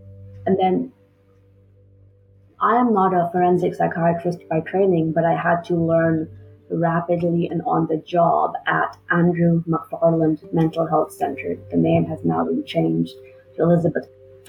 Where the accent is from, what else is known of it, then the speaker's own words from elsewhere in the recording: Lahore, Punjab, Pakistan; also born or lived in Springfield, Illinois; now in Oklahoma, United States; I was born and raised in Lahore, Pakistan. And then as a family, we immigrated to the United States.